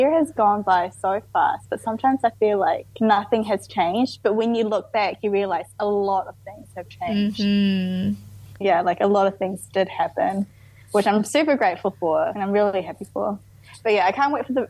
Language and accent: English; New Zealand; I grew up in New Zealand